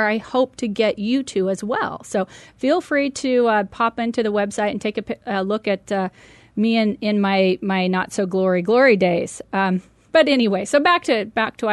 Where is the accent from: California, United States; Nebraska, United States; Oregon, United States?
Oregon, United States; Medford; moved away as an adult; I had the opportunity to purchase a 7-Eleven convenience store back in my hometown of Medford, Oregon. And so I moved back